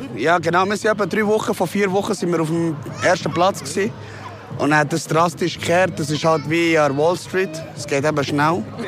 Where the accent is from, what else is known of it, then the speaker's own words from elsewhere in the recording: Bern, Switzerland; ich bin halt in der Langas aufgewachsen